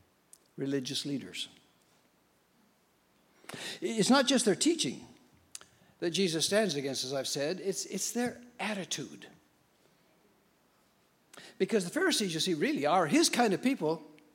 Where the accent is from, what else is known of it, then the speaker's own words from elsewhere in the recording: Tillamook, Oregon, United States; I grew up in Oregon, a little place called Tillamook